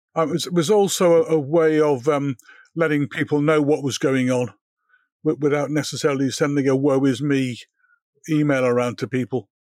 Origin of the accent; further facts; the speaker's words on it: Liverpool, North West England, United Kingdom; I grew up in Liverpool